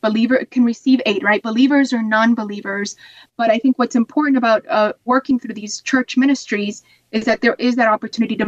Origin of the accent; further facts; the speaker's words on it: Ohio, United States; also born or lived in Puerto Rico; I'm from Puerto Rico, but I moved to Ohio and grew up in Ohio.